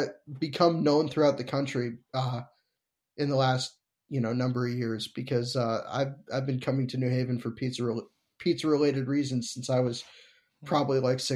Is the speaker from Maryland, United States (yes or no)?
yes; Maryland, United States; I'm from Maryland.